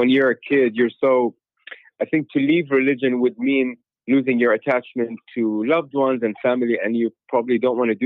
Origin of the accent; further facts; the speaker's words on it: Dubai, United Arab Emirates; I grew up in Dubai